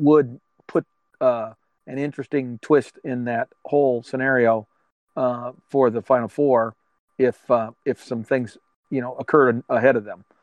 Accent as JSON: {"language": "English", "region": "Michigan", "country": "United States", "said": "we're from Michigan"}